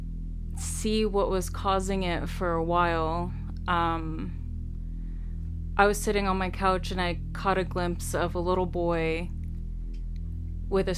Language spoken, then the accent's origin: English; California, United States; I grew up in California, near the projects